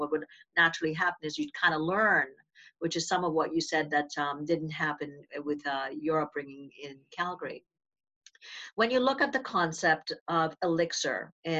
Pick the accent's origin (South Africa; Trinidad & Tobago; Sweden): Trinidad & Tobago; now in Canada; I grew up in Trinidad and Tobago, where cooking was always, it's how we spent time and communicated.